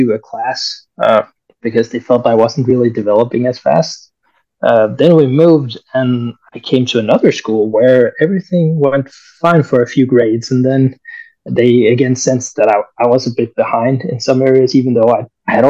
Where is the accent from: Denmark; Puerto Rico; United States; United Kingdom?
Denmark; near Copenhagen, Capital Region of Denmark; also born or lived in Colombia; I'm adopted from Colombia, actually. So I came to Denmark when I was 1 year old.